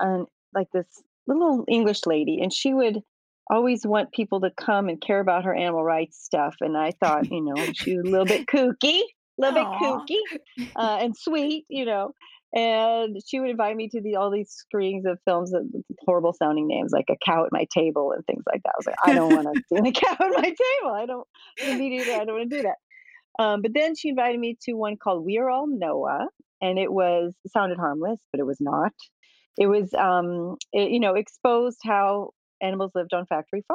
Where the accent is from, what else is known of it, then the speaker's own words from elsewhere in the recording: Midwest, United States; now in New York City, United States; I grew up in the Midwest from, you know, German and pioneer stock